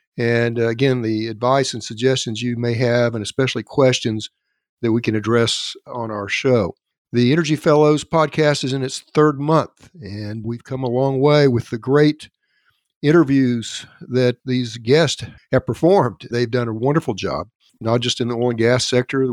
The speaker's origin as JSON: {"language": "English", "town": "Elk City", "region": "Oklahoma", "country": "United States", "tie": "born or raised there", "said": "my hometown of Elk City, Oklahoma"}